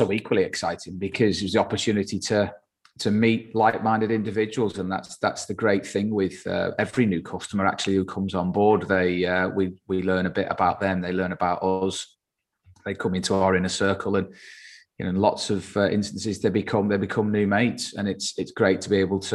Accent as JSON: {"language": "English", "region": "England", "country": "United Kingdom", "said": "being English and being based in the UK"}